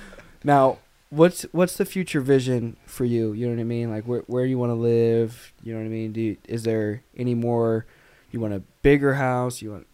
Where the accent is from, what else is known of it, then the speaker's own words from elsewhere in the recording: Arkansas, United States; I grew up in Arkansas